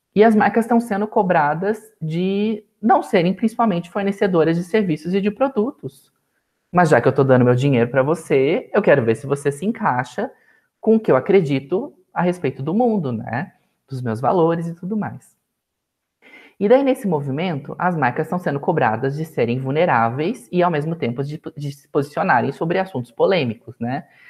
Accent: Sorocaba, São Paulo, Brazil; Sorocaba, que é a cidade onde eu nasci.

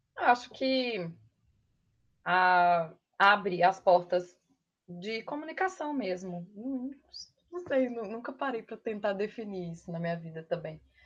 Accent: Matozinhos, Minas Gerais, Brazil; accent: mineiro; moved away as an adult; also born or lived in Sete Lagoas / Belo Horizonte / Pedro Leopoldo; now in São Paulo, Brazil; sou de Matozinhos, nasci em Matozinhos

